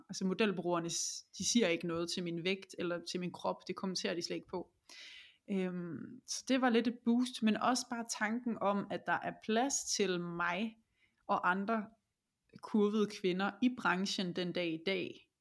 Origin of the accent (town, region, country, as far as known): Denmark